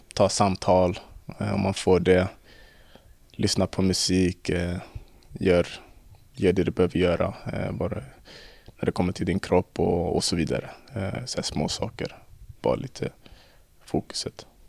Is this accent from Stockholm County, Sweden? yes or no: yes; Stockholm, Stockholm County, Sweden; moved away; vi som är från Stockholm